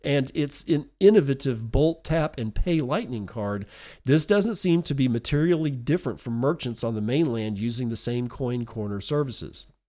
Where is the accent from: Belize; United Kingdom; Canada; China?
United Kingdom; Being British